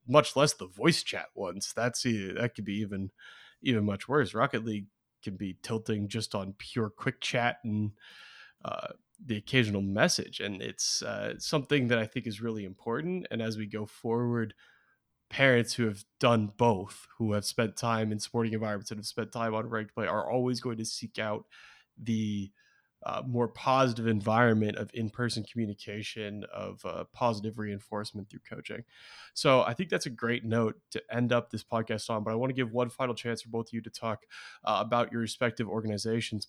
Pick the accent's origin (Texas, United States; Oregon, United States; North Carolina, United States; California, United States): Oregon, United States; Beaverton; moved away; born and raised in Beaverton, Oregon.